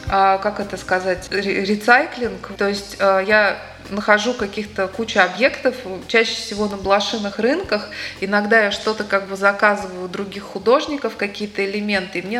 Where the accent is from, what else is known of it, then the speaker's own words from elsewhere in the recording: Moscow, Russia; moved away as an adult; now in Daugavpils, Latvia; Семь лет назад я уехала сюда из Москвы, и теперь я Даугавпилчанка.